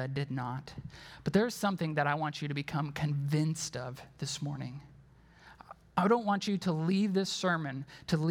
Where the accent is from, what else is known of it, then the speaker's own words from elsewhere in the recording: Wisconsin, United States; I'm from Wisconsin